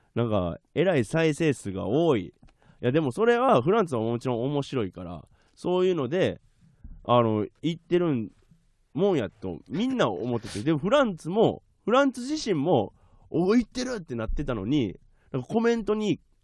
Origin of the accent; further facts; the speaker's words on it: Okayama, Japan; now in Tokyo, Japan; 僕は岡山の病院で生まれたんですけど